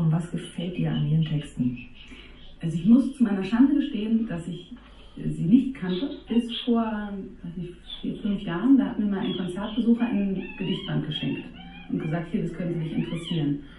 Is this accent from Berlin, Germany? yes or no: yes; Berlin, Germany; Meine Eltern stammen aus Niedersachsen und ich bin in Berlin aufgewachsen, kann so ein bisschen Berliner, wenn ich das richtige Umfeld habe, aber habe sozusagen leider nicht von Hause aus gelernt.